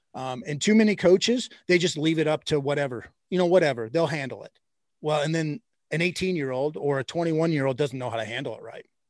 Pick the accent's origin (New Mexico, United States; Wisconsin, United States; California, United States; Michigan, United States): Michigan, United States; moved away as an adult; also born or lived in Indiana / the South; now in Ohio, United States; I grew up in Michigan